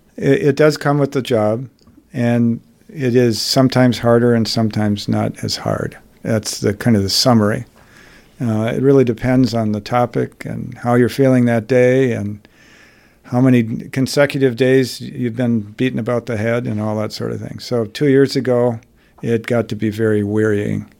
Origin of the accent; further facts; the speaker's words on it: Wauwatosa, Wisconsin, United States; I grew up in Wauwatosa in an era when it was ninety-nine percent white